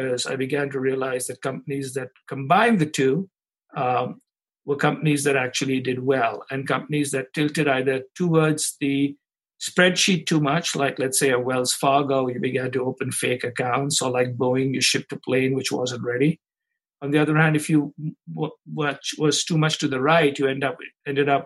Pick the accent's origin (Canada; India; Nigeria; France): India; moved away as an adult; also born or lived in Chicago, United States; now in United States; So I grew up in India, came to the United States after getting a degree in advanced mathematics to get an MBA at the University of Chicago